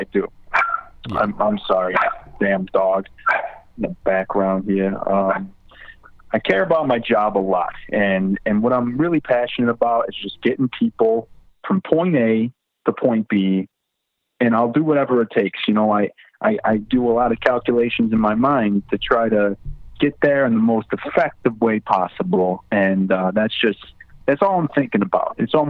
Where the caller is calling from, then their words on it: Lewisdale, United States; I'm calling from the west side of Lewisdale.